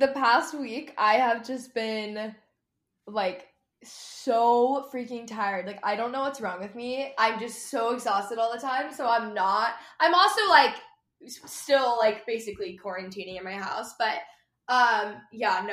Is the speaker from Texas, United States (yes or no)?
yes; Texas, United States; I grew up in Texas